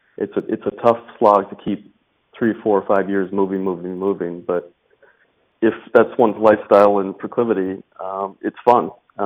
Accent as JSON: {"language": "English", "region": "New York", "country": "United States", "also_born_or_lived": "Chiswick / Surrey", "said": "In the US, I come from New York originally."}